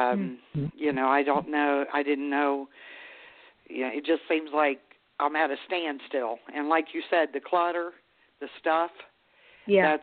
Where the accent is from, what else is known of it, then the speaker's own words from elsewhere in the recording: Maryland, United States; now in West Virginia, United States; I'm from Maryland myself. Yeah, but I mean, I live in West Virginia